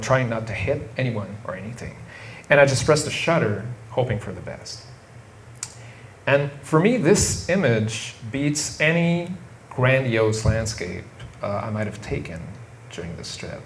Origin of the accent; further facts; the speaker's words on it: Montreal, Quebec, Canada; I'm from Montreal